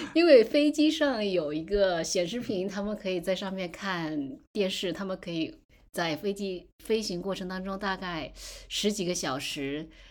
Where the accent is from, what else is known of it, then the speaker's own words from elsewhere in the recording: Fujian, China; now in United States; 在福建，我的老家是福建，在福建我们吃了各种海鲜